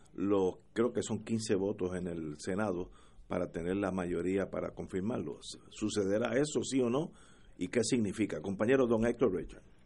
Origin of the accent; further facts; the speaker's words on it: Puerto Rico; yo conozco mi pueblo de Puerto Rico